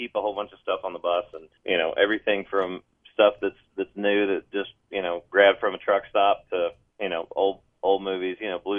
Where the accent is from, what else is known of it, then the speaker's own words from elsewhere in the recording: Middle Tennessee, United States; growing up in Middle Tennessee